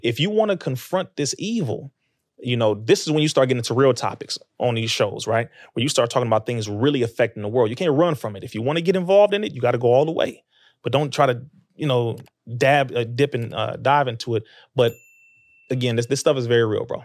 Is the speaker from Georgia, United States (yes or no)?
no; Compton, California, United States; I'm from Compton.